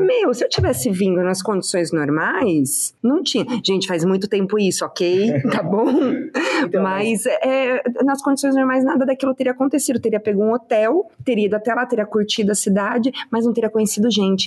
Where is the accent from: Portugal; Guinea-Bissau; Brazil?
Brazil; São Bernardo do Campo, São Paulo; Eu sou de São Bernardo.